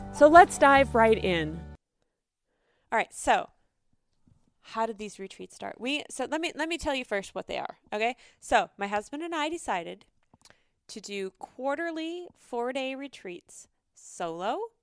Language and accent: English; North Dakota, United States; moved away; And I grew up in North Dakota, and it's always been a part of my heart. I was there for ten years